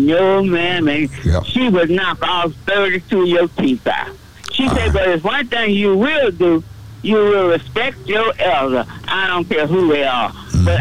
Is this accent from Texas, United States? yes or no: yes; Dallas, Texas, United States; I grew up in West Dallas